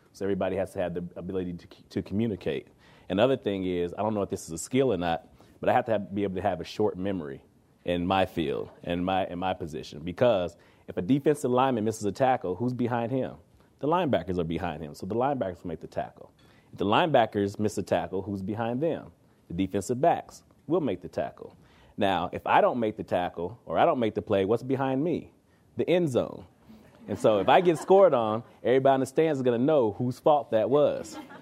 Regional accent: Kansas City, Missouri, United States; moved away as an adult; also born or lived in Toronto; now in Canada; I come from Kansas City, Missouri

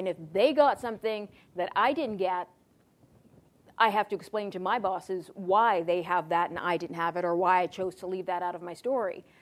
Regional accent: Toronto, Ontario, Canada; also born or lived in Ottawa; I grew up in Malvern

